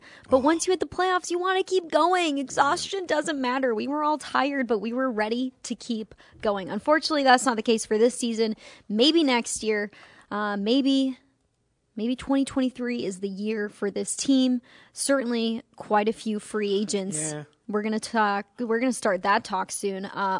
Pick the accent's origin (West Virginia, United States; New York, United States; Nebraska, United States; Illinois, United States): Illinois, United States; Chicago; I'm from Chicago, spent 18 years of my life there, and it feels like Chicago outside.